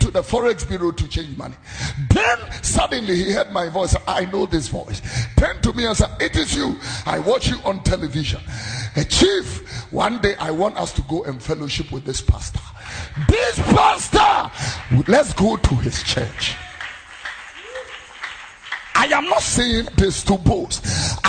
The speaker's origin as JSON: {"language": "English", "town": "Accra", "region": "Greater Accra", "country": "Ghana", "tie": "born or raised there", "also_born_or_lived": "Abeka, Accra", "said": "I am a Zongo boy, don't forget that. I was born in Abeka. I grew up in Fadama"}